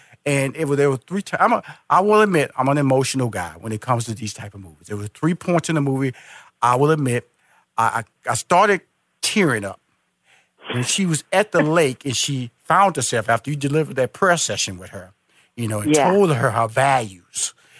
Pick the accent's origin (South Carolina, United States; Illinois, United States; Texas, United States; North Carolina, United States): Texas, United States; Houston; now in Atlanta, United States; Now he had a restaurant in Houston where I'm originally from. I was born and raised in Houston. Yep. I'm now based in Atlanta, Georgia